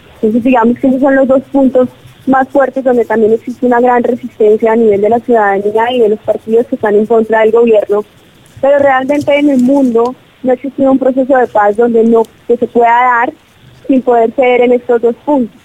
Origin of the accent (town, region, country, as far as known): Colombia